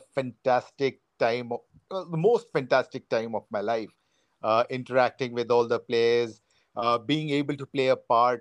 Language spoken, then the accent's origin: English; India; I was born in and brought up in the interiors of India in places where there were coal mines